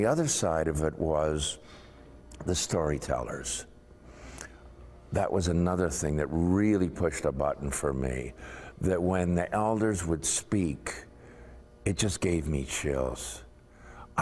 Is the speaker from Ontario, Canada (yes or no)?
yes; Toronto, Ontario, Canada; I was born in Toronto, but my mother was born and raised in Six Nations, so we went back and forth to see the relatives all the time